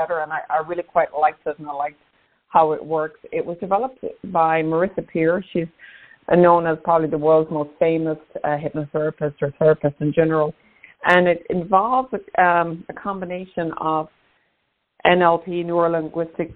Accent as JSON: {"language": "English", "country": "Ireland", "tie": "born or raised there", "also_born_or_lived": "New York, United States / Maine, United States", "moved": "yes", "said": "I'm Irish by birth. I lived in the States actually for about 26 years, and I'm back in Ireland now about 3 years"}